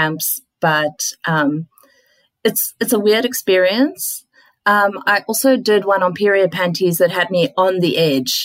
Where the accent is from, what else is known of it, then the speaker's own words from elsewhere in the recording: South Africa; now in Australia; as a South African